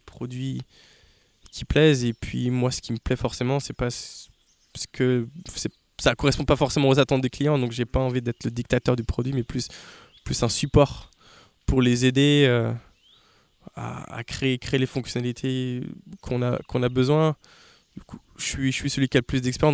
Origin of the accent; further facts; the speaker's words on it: Laval, Pays de la Loire, France; also born or lived in New York; now in Laval, France; je viens de Laval